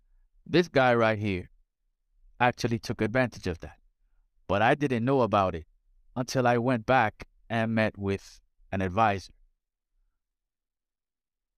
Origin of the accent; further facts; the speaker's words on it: South Florida, United States; Growing up in South Florida, Spanish was a premium